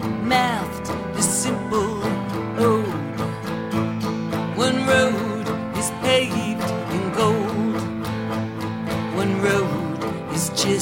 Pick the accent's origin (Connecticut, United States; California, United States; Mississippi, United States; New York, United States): New York, United States; try being a New Yorker. We've had to live with Donald Trump for decades, and everyone in New York kind of knows what he's made of.